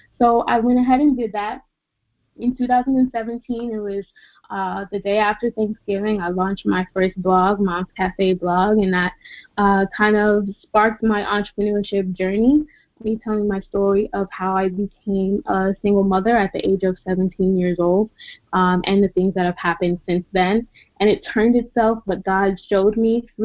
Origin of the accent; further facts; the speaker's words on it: New York City, New York, United States; moved away; I am originally from Queens, New York.